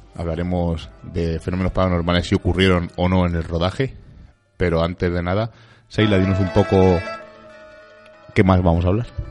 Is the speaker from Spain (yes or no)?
yes; Vallecas, Community of Madrid, Spain; los vallecanos de pro